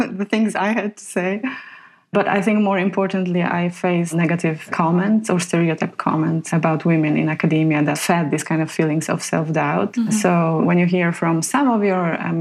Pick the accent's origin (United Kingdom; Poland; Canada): Poland; moved away; So I come from Poland, a country that suffered the atrocities of Second World War